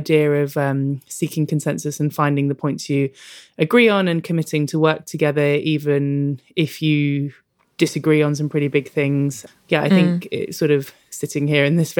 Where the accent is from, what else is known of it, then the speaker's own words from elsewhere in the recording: London, United Kingdom; I grew up in London. I live in Tottenham now, actually, and I grew up in Kilburn.